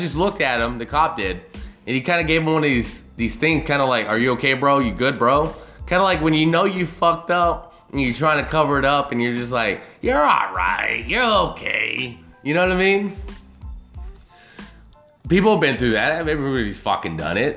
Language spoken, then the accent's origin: English; United States; as an American